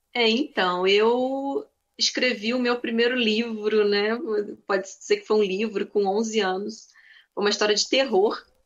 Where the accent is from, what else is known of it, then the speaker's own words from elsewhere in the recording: Nova Friburgo, Rio de Janeiro, Brazil; Sim, sou friburguense. Eu já morei um tempo no Rio, mas eu sou aqui de Friburgo mesmo e atualmente morando em Nova Friburgo